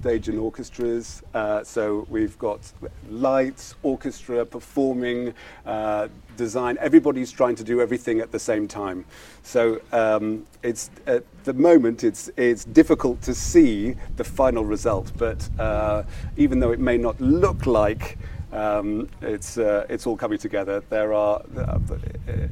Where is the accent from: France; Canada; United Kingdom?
United Kingdom; In Western Europe, I'm from Britain.